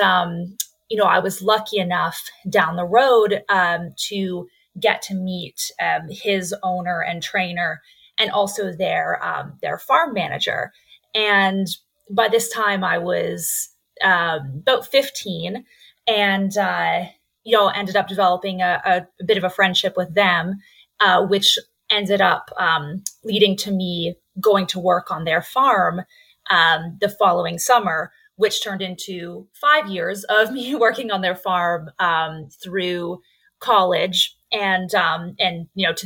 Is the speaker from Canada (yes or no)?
yes; Canada; accent: Canadian; I am from Canada